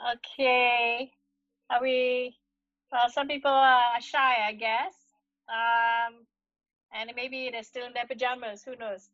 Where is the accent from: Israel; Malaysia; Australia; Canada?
Malaysia; Kedah; now in Kuala Lumpur, Malaysia; in my home state